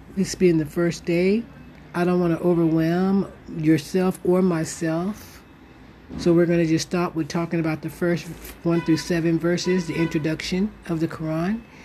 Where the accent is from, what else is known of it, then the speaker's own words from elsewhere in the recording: United States; now in Morocco; Being an American Muslim, living here in Morocco